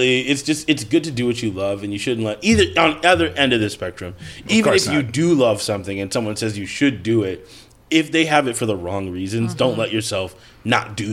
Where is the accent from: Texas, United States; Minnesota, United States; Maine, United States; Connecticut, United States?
Minnesota, United States; Rosemount; I grew up in Rosemont, Minnesota.